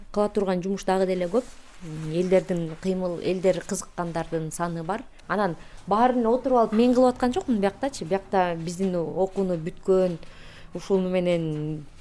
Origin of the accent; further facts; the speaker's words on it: Kyrgyzstan; биз кыргызбыз